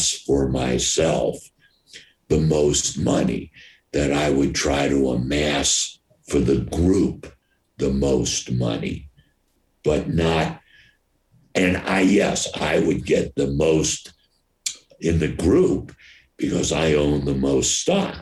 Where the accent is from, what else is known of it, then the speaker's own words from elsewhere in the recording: New York, United States; I'm from New York, I opened every place in America until New York City